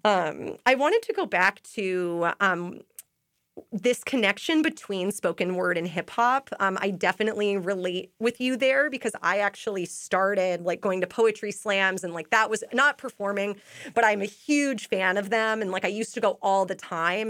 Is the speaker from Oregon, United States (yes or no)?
yes; Portland, Oregon, United States; moved away as an adult; now in Boston, United States; I'm actually from Portland, Oregon